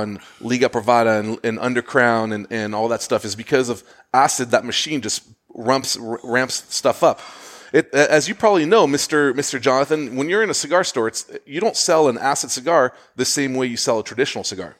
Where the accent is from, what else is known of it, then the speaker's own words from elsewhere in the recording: Switzerland; also born or lived in Zurich, Switzerland / Geneva, Switzerland; now in United States; I was born in Switzerland in Zurich, but I lived in Geneva